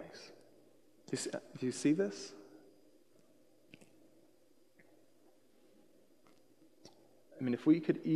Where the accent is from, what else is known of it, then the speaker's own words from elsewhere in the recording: Seattle, Washington, United States; moved away as an adult; also born or lived in Colorado; I was born here in the Seattle area